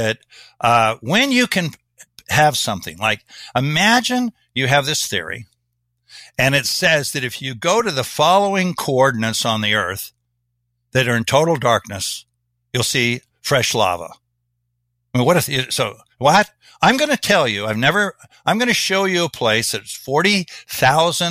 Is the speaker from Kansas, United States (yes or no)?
yes; Kansas, United States; I'm from Kansas.